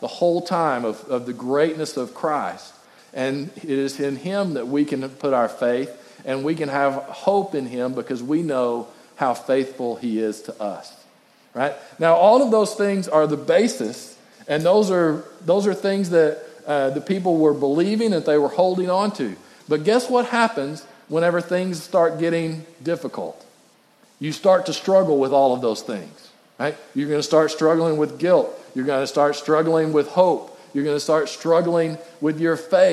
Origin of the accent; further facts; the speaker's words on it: West Texas, United States; growing up in West Texas